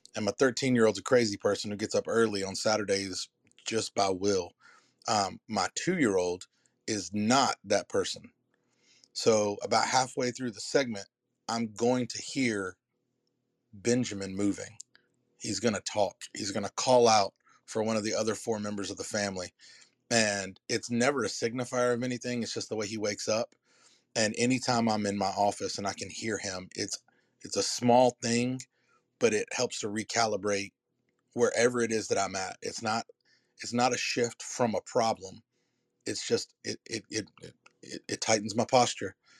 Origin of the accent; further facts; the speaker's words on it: the Carolinas, United States; I'm from Carolina